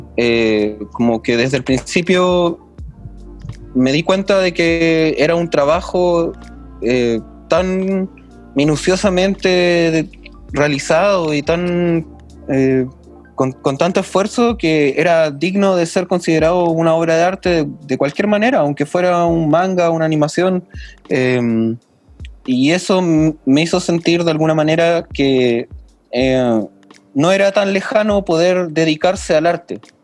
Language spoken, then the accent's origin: Spanish; Santiago, Santiago Metropolitan Region, Chile; yo, que nací en Santiago, vivía en la Florida